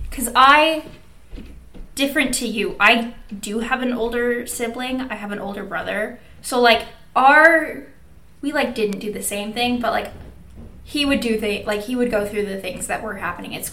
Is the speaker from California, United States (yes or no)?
no; Minnesota, United States; And I grew up in Minnesota.